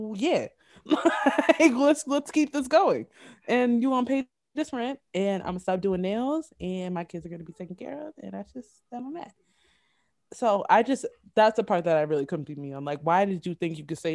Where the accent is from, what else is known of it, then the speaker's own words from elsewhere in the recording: New York, United States; I am born and raised in New York